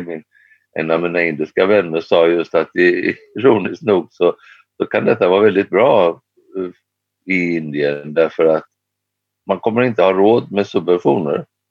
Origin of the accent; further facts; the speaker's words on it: Sweden; jag kommer från ett land där vi har en skatt på 170 dollar per ton för tillfället